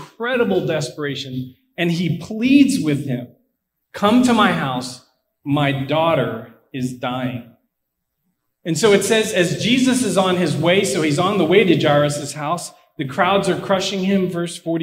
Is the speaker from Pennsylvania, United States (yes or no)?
yes; Pittsburgh, Pennsylvania, United States; now in Blacksburg, United States; I am from Pittsburgh, so unfortunately it's not that nice